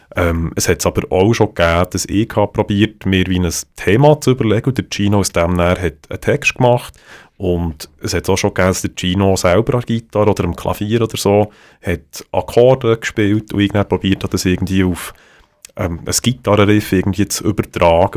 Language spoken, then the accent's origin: German; Bern, Switzerland; accent: Bernese German; first language Bernese German; Es ist für mich als Berner viel, viel einfacher, wenn ich etwas mir überlege, das in meinem Kopf, noch, wenn ich es leislich mache, auf Berndeutsch mir zu überlegen